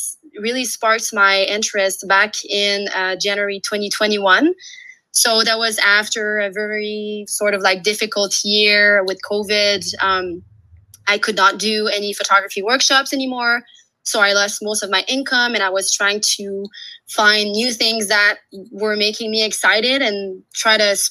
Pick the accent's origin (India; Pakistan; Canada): Canada; Quebec; also born or lived in Australia; now in Canadian Rockies, Canada; I'm a French-Canadian. So I'm from Quebec, and now I'm based in the Canadian Rockies.